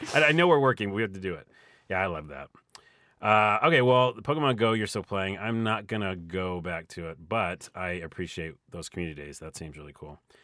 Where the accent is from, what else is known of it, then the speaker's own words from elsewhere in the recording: Syracuse, New York, United States; moved away; I'm from Syracuse